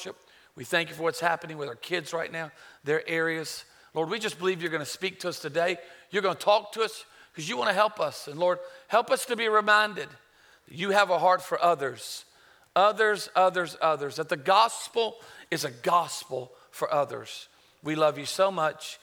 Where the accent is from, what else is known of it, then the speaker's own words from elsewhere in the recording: Myrtle Beach, South Carolina, United States; also born or lived in Charlotte, North Carolina; I was born in Charlotte, raised in Myrtle Beach